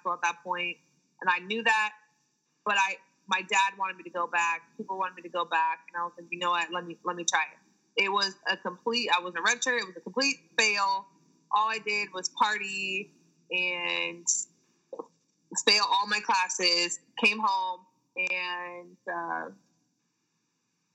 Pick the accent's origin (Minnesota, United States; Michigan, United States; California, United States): California, United States; San Diego; San Diego State, you know, D1 in my hometown